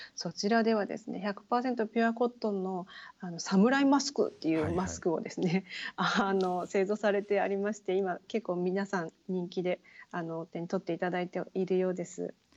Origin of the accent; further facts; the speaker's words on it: Chikugo, Fukuoka, Japan; accent: Chikugo-ben; 私たちは筑後弁筑後弁って言われると思うんですね